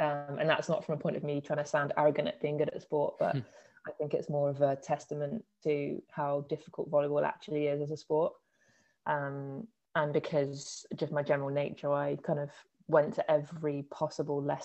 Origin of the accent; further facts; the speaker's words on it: Worthing, South East England, United Kingdom; now in Bournemouth, United Kingdom; I grew up in Worthing and went to Durrington High School